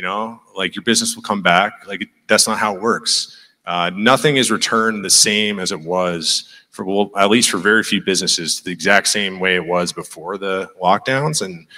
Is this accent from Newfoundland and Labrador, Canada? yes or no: yes; Newfoundland and Labrador, Canada; You know, like I said, I was from Newfoundland.